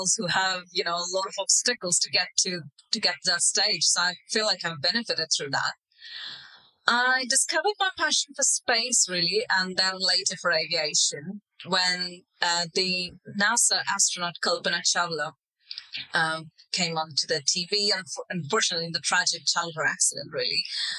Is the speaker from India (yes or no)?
yes; India; also born or lived in Middle East; culturally, you know, I'm an Indian person, but I grew up in the Middle East in a quite a different culture.